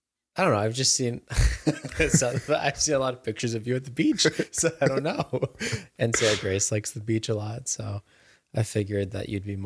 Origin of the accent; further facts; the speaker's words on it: Germany; I grew up in Germany for a while